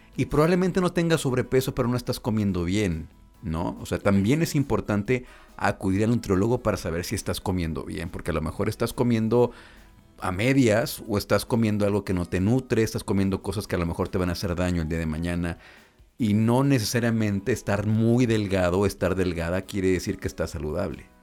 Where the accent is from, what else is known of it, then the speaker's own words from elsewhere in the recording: Mexico; como mexicanos